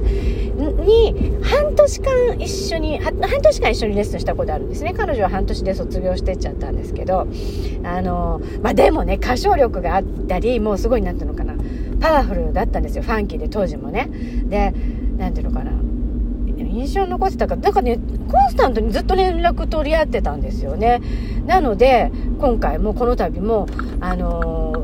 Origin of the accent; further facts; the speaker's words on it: Hachioji, Tokyo, Japan; moved away; 地元の八王子に行きまして